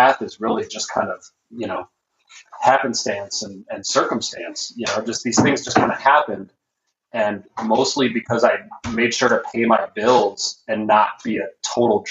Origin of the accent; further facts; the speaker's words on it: Minneapolis, Minnesota, United States; I was pretty lucky to grow up in Minneapolis when I did